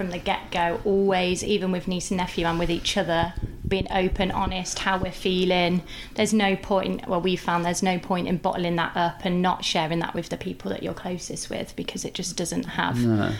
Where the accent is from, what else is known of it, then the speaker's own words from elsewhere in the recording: Leamington Spa, West Midlands, United Kingdom; We are from Leamington.